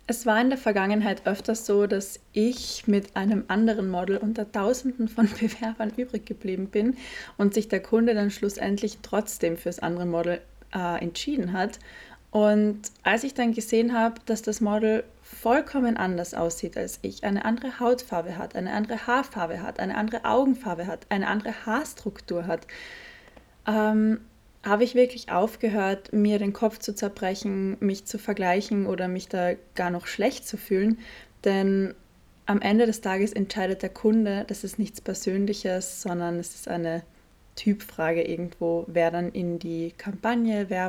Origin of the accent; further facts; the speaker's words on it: Carinthia, Austria; Witzigerweise hat es sogar hier am Wörthersee stattgefunden, in Kärnten, wo ich her bin, born and raised.